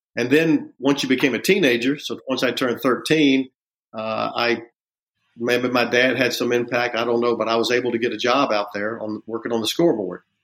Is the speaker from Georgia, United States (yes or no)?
yes; Augusta, Georgia, United States; growing up in Augusta